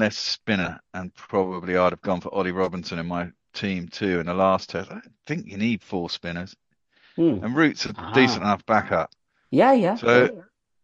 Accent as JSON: {"language": "English", "region": "England", "country": "United Kingdom", "said": "as an Englishman"}